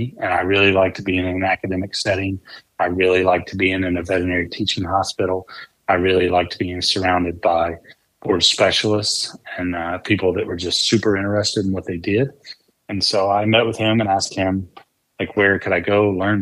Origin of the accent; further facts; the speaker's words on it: North Carolina, United States; moved away as an adult; also born or lived in Northern Virginia; my home state of North Carolina